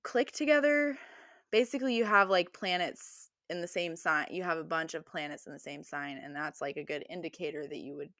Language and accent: English; United States; I'm from the United States